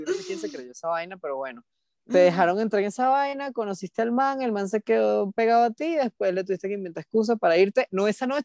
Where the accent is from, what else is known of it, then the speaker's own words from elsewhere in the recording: Venezuela; yo soy venezolana.